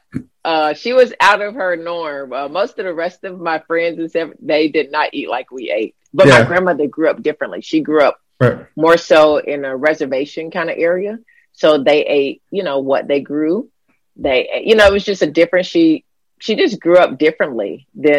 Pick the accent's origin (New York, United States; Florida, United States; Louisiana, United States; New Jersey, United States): Florida, United States; growing up in Florida where I grew up